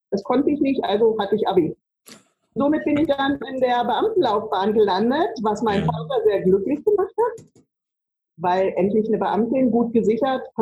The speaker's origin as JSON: {"language": "German", "town": "Braunschweig", "region": "Lower Saxony", "country": "Germany", "tie": "born there", "said": "Also gebürtig bin ich ja aus Braunschweig"}